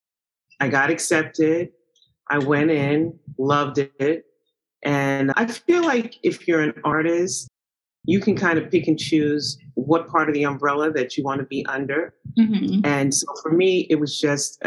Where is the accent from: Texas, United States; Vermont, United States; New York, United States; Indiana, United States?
New York, United States; New York City; I am a New Yorker through and through, born and raised.